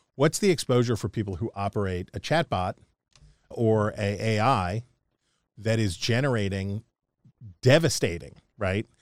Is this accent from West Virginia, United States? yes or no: yes; West Virginia, United States; as a West Virginian, as an Appalachian American